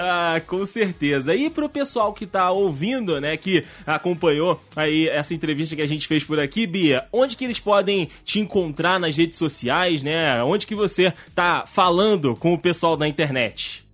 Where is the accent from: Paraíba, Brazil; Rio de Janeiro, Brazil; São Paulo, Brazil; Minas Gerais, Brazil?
Rio de Janeiro, Brazil; Todo mundo do Rio